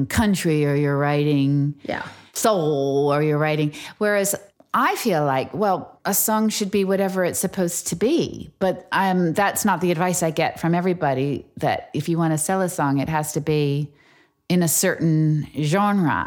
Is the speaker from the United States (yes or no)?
yes; United States; moved away as an adult; now in England, United Kingdom; I'm American.